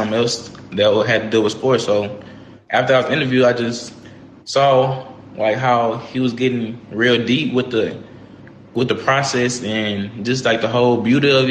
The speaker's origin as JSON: {"language": "English", "region": "Texas", "country": "United States", "moved": "as an adult", "said": "I'm from Texas, so I'm used to the heat"}